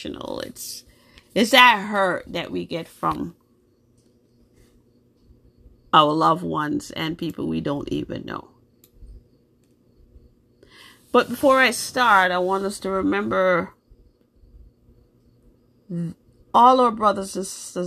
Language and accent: English; New York, United States; also born or lived in Jamaica; now in Massachusetts, United States; I was born in Jamaica. I grew up in New York most of my life. I live in Massachusetts now